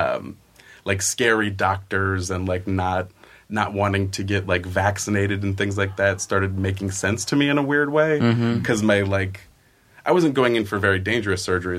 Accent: Oakland, California, United States; also born or lived in Chicago, United States; now in Southern California, United States; No, I'm from Oakland, California.

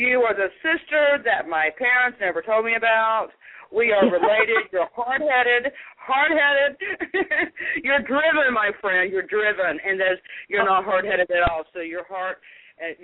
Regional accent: the South, United States; accent: Southern; I'm a little Southern girl here

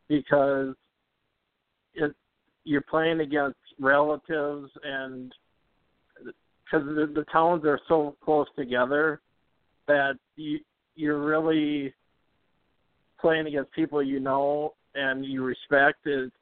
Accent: Perham, Minnesota, United States; Northwest Minnesota. If you know where Fargo-Moorhead is, it's like an hour east of Fargo-Moorhead, so about midway up, about 3.5 hours north of the cities.

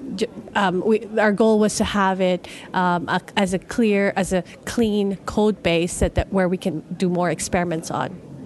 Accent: Philippines; moved away; I'm originally from the Philippines

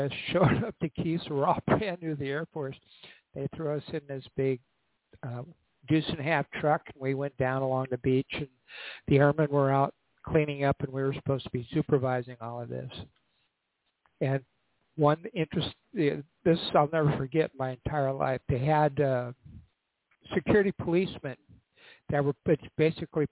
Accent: North Dakota, United States; moved away as an adult; I'm from North Dakota

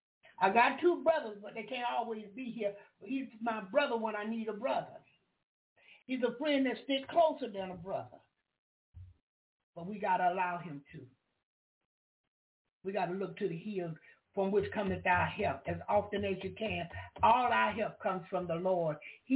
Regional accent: the South, United States; See, I'm from the South. I'm from the country.

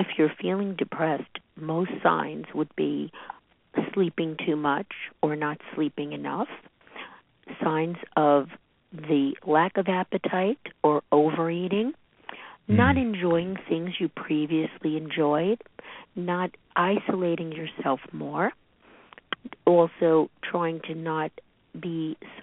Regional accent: New York City, New York, United States; I grew up in Brooklyn, New York

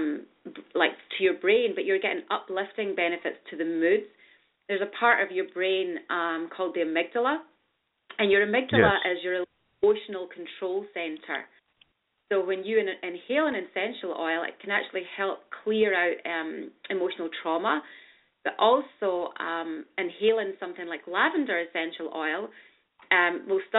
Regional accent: Scotland, United Kingdom; now in New York City, United States; I'm from Scotland

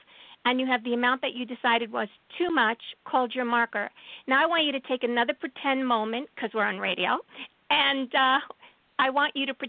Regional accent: New York City, New York, United States; I'm a Jew from Brooklyn

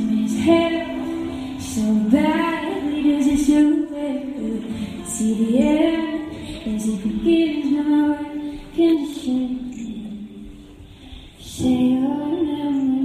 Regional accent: St. Louis, Missouri, United States; I'm from St. Louis

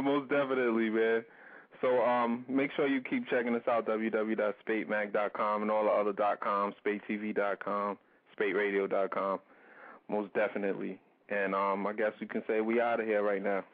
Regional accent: New York area, United States; we're from New York. We're from the New York area

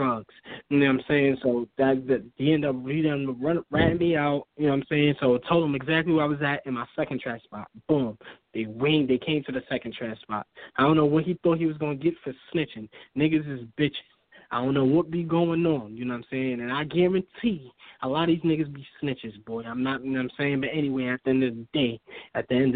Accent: New York City, New York, United States; moved away as an adult; now in Maine, United States; I'm from Brooklyn

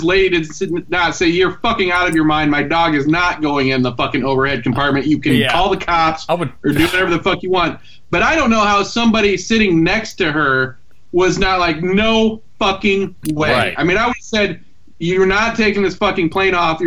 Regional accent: Elkhart, Indiana, United States; My hometown of Elkhart, Indiana

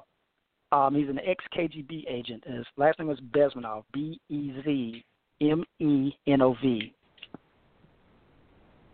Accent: Deep South, United States; I was born in the Deep South

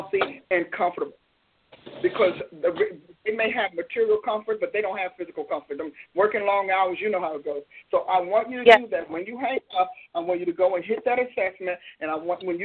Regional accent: New Jersey, United States; I'm from Jersey

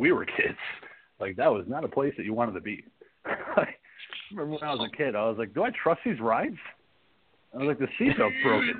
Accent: New Jersey, United States; when I was a kid growing up in Jersey

